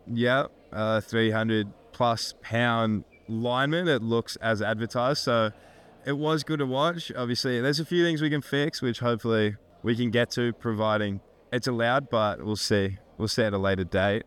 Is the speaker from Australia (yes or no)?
yes; Australia; moved away as an adult; now in United States; growing up in Australia